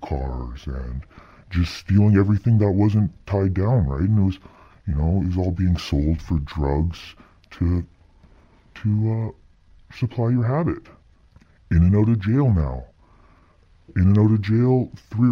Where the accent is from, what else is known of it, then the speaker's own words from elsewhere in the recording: Lower Mainland, British Columbia, Canada; I grew up in the Lower Mainland